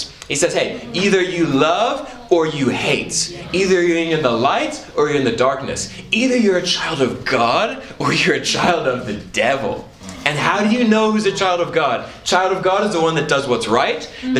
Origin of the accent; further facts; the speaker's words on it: Papua, Indonesia; So I grew up in Indonesia. And I love Indonesia. It's a great country. And in Indonesia, where I was at specifically, was an island called Papua.